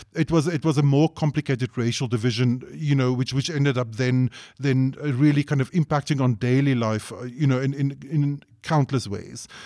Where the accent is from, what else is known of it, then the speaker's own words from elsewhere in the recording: South Africa; as a South African